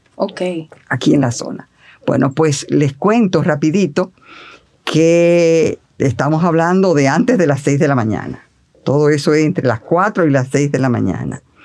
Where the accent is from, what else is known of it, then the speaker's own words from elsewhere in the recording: Santiago de los Caballeros, Santiago, Dominican Republic; moved away as an adult; now in Santo Domingo, Dominican Republic; estaba en Santiago porque yo soy de Santiago